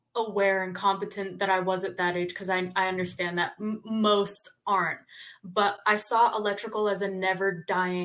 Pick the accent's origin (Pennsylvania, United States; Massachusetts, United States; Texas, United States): Massachusetts, United States; Boston; now in Aliso Viejo, United States; I'm originally from the East Coast. I'm from Boston, Massachusetts